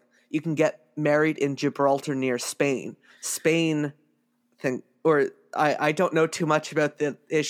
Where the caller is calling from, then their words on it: Waterloo, Ontario, Canada; I am calling from Waterloo, Ontario, Canada